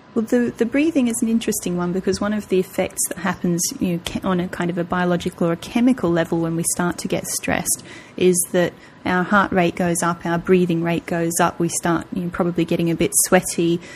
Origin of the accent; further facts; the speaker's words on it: Australia; moved away as an adult; I, am nearly nine years out of Australia now